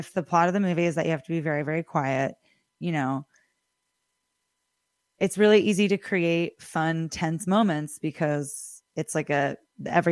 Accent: Millerton, New York, United States; I grew up in Millerton and going to the movie house, and it's very dear to me

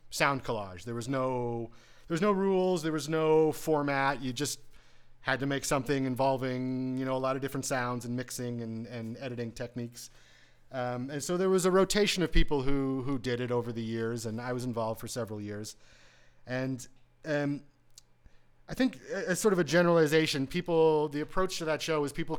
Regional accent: Waterloo, Ontario, Canada; I grew up in the suburbs of Waterloo

